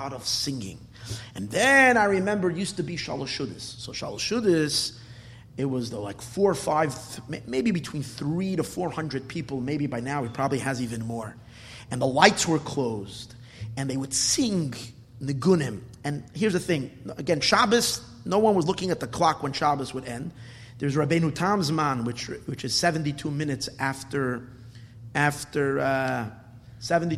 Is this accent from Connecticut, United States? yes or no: no; New York City, New York, United States; When I was a kid growing up in Borough Park, I used to frequent that shul.